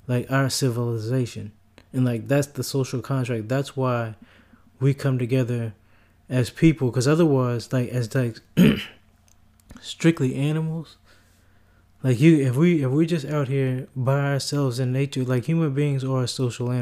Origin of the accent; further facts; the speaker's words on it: United States; as an American, in the United States